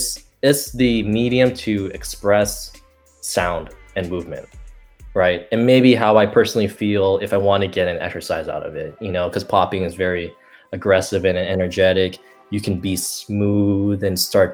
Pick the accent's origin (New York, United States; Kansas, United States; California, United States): California, United States; Bay Area; that's my hometown in the Bay Area